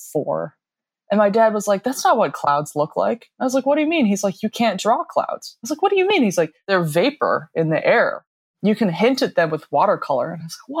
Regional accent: Denver, Colorado, United States; I grew up in Denver, Colorado, kind of in the suburbs

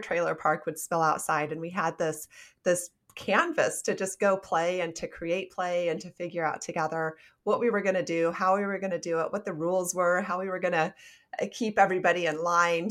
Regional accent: Nebraska, United States; also born or lived in South Dakota; I was born in South Dakota and then raised in Nebraska

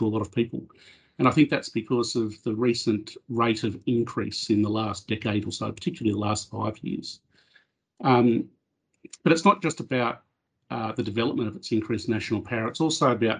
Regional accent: Australia; I guess as an Australian

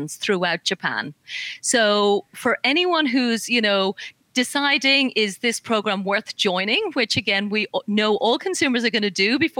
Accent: Ireland; accent: Irish; I'm Irish. I don't know if the accent's coming through

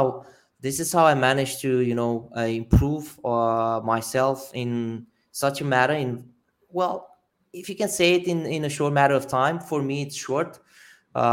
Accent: Romania; I'm originally from Romania

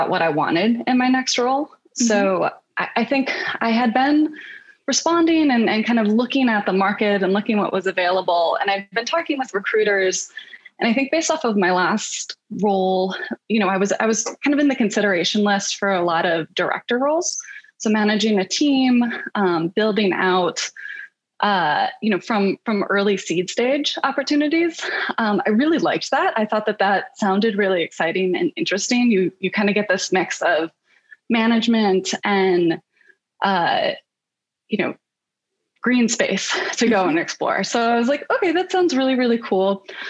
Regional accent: Michigan, United States; moved away as an adult; also born or lived in New York; now in Bay Area, United States; I'm originally from Michigan

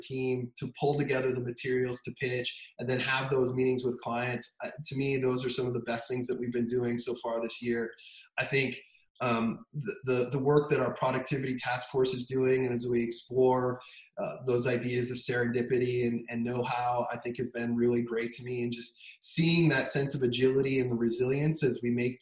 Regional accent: Denver, Colorado, United States; moved away as an adult; also born or lived in Bay Area, California; I grew up in Denver, which is why we're back now

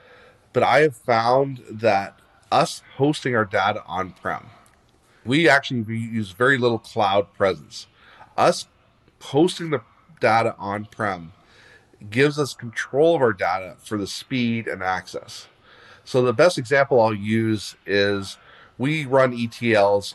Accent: Leamington, Ontario, Canada; I grew up in Leamington, Ontario. We've had greenhouses here since the day I was born

